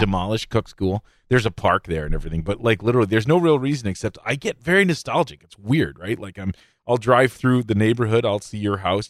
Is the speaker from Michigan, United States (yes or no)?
yes; Midland, Michigan, United States; I grew up in Midland. I was born here. I grew up here. Uh, I still live in Midland, technically.